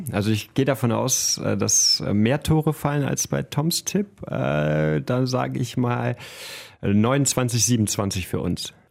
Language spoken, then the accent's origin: German; Solingen, North Rhine-Westphalia, Germany; Wir kommen beide aus Solingen, wir fühlen uns der Stadt sehr verbunden